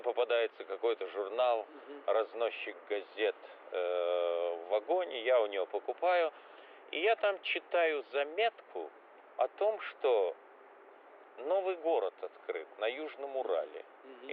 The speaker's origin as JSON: {"language": "Russian", "town": "Riga", "country": "Latvia", "tie": "born or raised there", "moved": "yes", "said": "Я э, родился в Риге, часто бывал в Риге"}